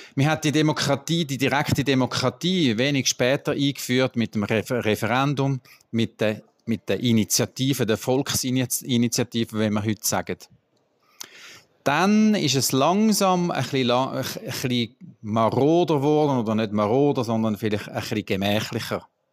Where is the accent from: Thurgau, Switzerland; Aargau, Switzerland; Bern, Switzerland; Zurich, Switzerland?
Bern, Switzerland; Bei uns in Bern